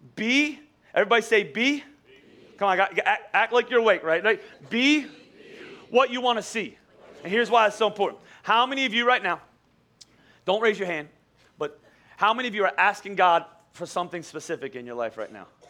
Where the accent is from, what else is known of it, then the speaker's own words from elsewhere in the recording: Boyertown, Pennsylvania, United States; I, I grew up in Boyertown. I went to Boyertown Elementary School